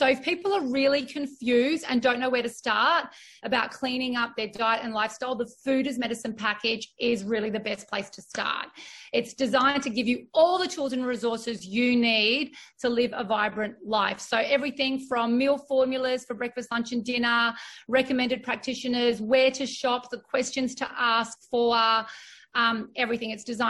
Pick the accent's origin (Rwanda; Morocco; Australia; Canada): Australia; like my nationality of being Australian with my Greek ethnic, you know, my ethnicity, and being really proud of that today